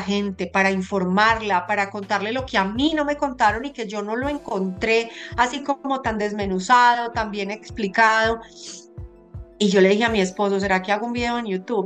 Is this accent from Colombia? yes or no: yes; Colombia; moved away as an adult; now in United States; Yo, yo siempre fui súper apegada a mi tierra. Em, y, Colombia, pues amo muchísimo a mi país